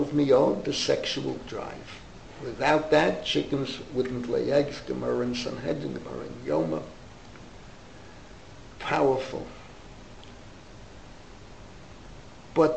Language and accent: English; New York, United States; also born or lived in Maplewood; That paper came to my parents' house. There was the home news from the Bronx and the New York Post.